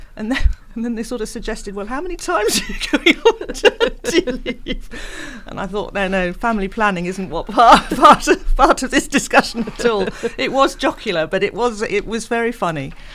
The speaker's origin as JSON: {"language": "English", "town": "Reading", "region": "South East England", "country": "United Kingdom", "said": "I come from Reading"}